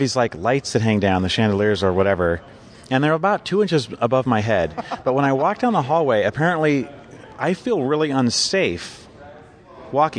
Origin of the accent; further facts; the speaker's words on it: Southern California, United States; I grew up in Southern California, so everybody from here just drives there all the time